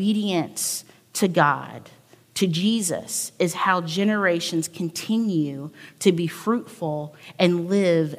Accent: the South, United States; I was from the South.

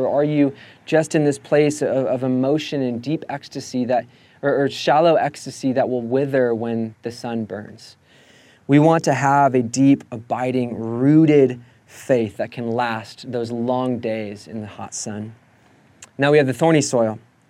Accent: Escondido, California, United States; Now, my family, I grew up in Escondido, and my mom loves to have her orchard.

